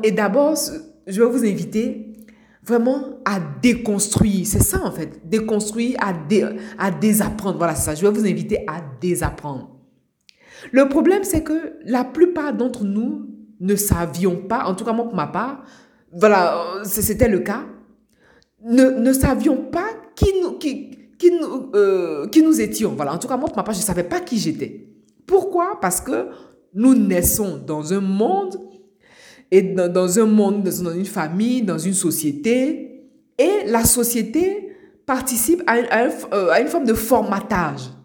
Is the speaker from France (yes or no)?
no; Abidjan, Côte d’Ivoire; now in Europe; moi je suis euh, née à Abidjan, en Côte d'Ivoire. J'ai grandi à Abidjan, en Côte d'Ivoire. Aujourd'hui, je vis euh, en Europe